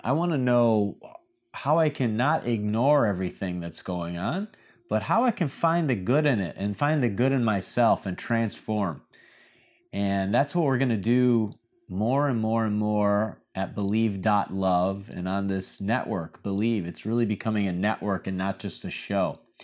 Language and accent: English; Michigan, United States; now in Miami, United States; My home state of Michigan